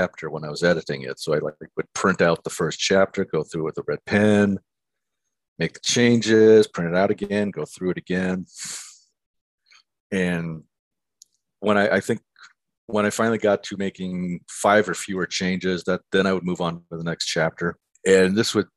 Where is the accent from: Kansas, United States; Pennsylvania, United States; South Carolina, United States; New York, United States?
Pennsylvania, United States; Erie; moved away as an adult; also born or lived in Milwaukee, Wisconsin; I grew up in Erie, Pennsylvania, and I went to school in Milwaukee at Marquette University